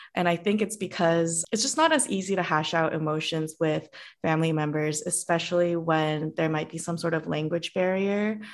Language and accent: English; Cupertino, California, United States; moved away as an adult; also born or lived in Korea / San Diego; the specific city I grew up is in Cupertino